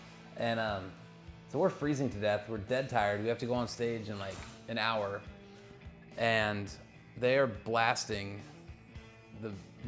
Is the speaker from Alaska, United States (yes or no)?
no; Olympia, Washington, United States; born there; Yeah, man, I was born in Olympia and I've never been up in the Space Needle.